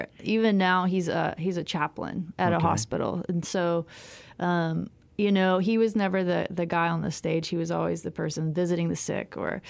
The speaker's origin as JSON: {"language": "English", "town": "Boston", "region": "Massachusetts", "country": "United States", "tie": "born there", "also_born_or_lived": "Memphis / Florence, Alabama / Abilene, Texas", "said": "And, you know, I was born in Boston. I lived in Memphis. Lived in Florence, Alabama, Muscle Shoals, and then Abilene, Texas."}